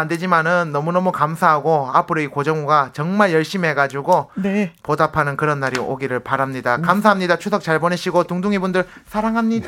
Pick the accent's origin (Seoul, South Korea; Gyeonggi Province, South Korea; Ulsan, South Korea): Ulsan, South Korea; moved away; 제 그 고향이 울산 정자거든요.